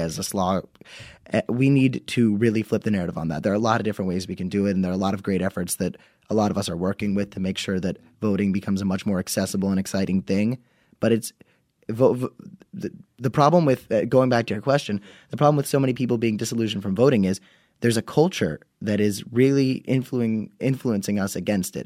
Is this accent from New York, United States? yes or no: no; Florida, United States; We're from Florida, so it's hot